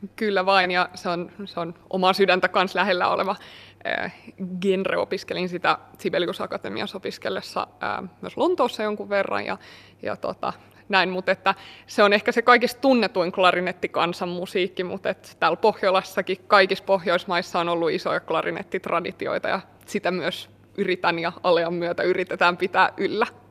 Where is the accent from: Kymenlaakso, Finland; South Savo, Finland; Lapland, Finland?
Kymenlaakso, Finland; mä oon kotoisin täältä